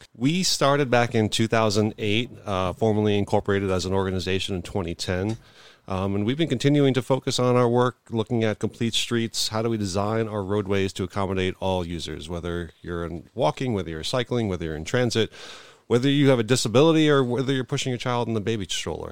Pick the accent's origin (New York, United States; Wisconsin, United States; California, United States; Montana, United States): New York, United States; now in Buffalo, United States; I'm originally from New York